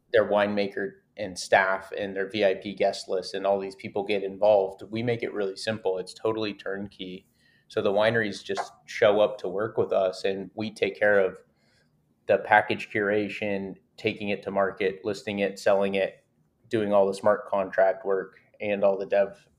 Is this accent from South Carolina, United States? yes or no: no; Napa Valley, California, United States; I grew up with a family of vintners, so my family grew and sold grapes, and I'm from Napa Valley, California